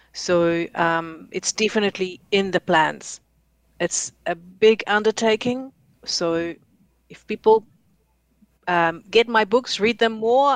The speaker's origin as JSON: {"language": "English", "country": "New Zealand", "said": "So I'm from Aotearoa, New Zealand"}